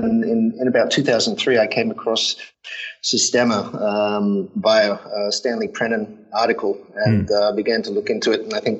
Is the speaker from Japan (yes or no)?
yes; Japan; Yeah, I was from Japan. I went to London and I started a group up there.